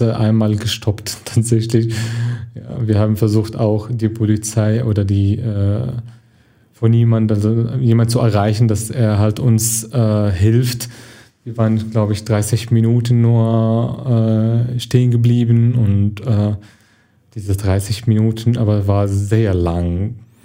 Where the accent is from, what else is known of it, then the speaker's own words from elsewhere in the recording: Syria; German is a second language; moved away as an adult; also born or lived in Germany; now in Duisburg, Germany; ich komme aus Syrien, ich bin seit September 2015 in Deutschland